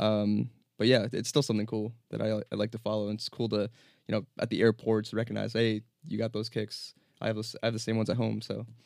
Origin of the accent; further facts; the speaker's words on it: New Jersey, United States; also born or lived in New York; born and raised in New Jersey